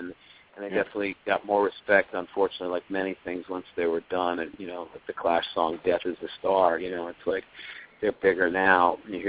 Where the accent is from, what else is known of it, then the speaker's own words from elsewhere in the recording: New York City, New York, United States; I'm from Queens.